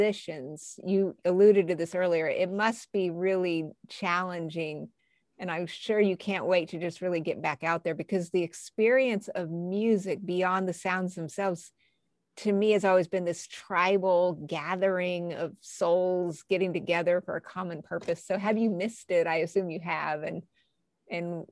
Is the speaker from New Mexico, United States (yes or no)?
yes; New Mexico, United States; moved away; I'm from New Mexico originally